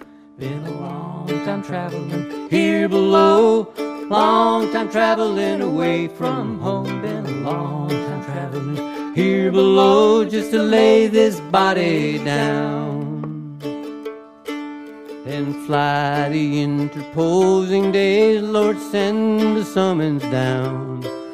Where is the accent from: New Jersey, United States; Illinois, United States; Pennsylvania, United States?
Illinois, United States; Chicago; also born or lived in Kansas; Well, I was born in Chicago in 1954, and we moved to Kansas almost immediately, and I was there till about 1960.